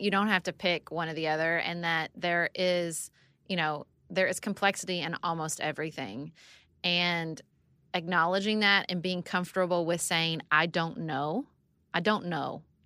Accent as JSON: {"language": "English", "town": "Paducah", "region": "Kentucky", "country": "United States", "tie": "born or raised there", "also_born_or_lived": "Washington, D.C.", "moved": "as an adult", "said": "I moved back to Paducah, Kentucky, my hometown"}